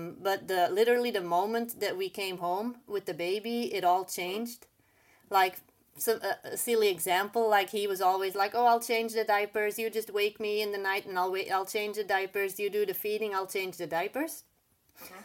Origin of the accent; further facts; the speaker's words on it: Belgium; English is a second language; moved away as an adult; also born or lived in Bahrain; I am originally from Belgium, but then I lived in the Middle East for a little bit.